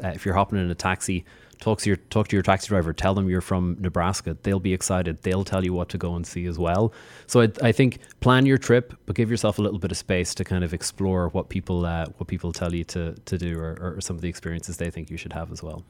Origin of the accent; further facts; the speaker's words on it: Ireland; accent: Irish; moved away as an adult; now in Chicago, United States; As you can hear from my accent, uh, I'm from Ireland